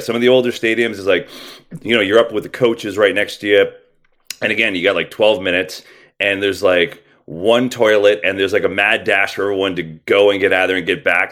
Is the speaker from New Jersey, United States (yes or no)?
yes; New Jersey, United States; I grew up in New Jersey